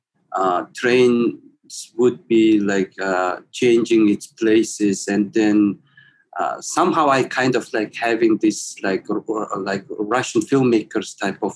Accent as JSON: {"language": "English", "region": "Ulaanbaatar", "country": "Mongolia", "tie": "born or raised there", "said": "I was born in Ulaanbaatar city, and then I also grew up there"}